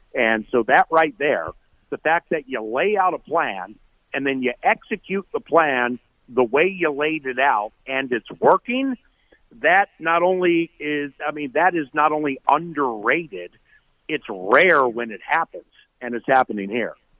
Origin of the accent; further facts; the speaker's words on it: Washington, District of Columbia, United States; moved away as an adult; now in Minnesota, United States; I'm from Washington D.C. I moved here full time in '98.